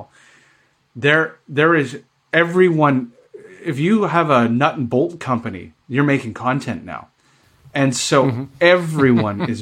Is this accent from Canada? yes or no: yes; Canada; I'm Canadian